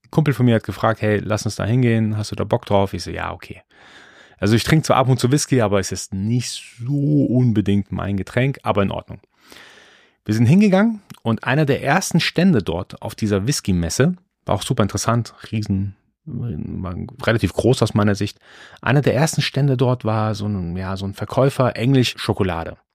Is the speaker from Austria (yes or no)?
no; Iran; born there; Also ich bin, ich bin gebürtiger Perser, gebürtiger Iraner. Für uns ist Bazaar-Life wirklich völlig normal.